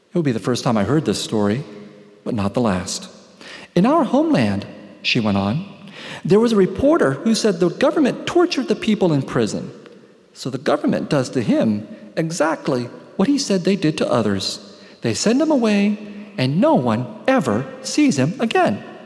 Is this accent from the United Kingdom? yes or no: no; San Jose, California, United States; growing up in San Jose in the 1970s and 1980s